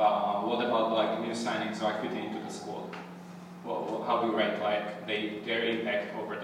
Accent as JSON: {"language": "English", "region": "Salzburg", "country": "Austria", "second_language": "English", "said": "because I'm from Salzburg."}